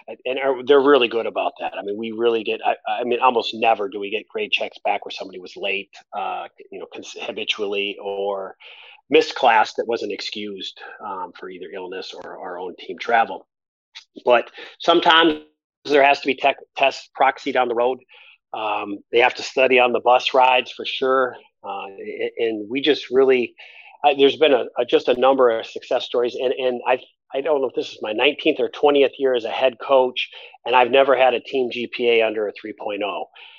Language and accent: English; Midwest, United States; it is a little unique being a Midwesterner and getting on a bus in January to go to a game and being in shorts and t-shirt